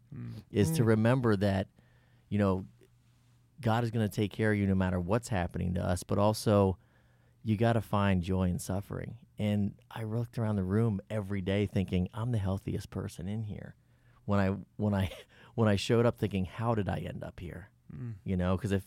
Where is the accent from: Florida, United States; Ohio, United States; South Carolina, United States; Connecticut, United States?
Ohio, United States; Cincinnati; I grew up in Cincinnati, Ohio.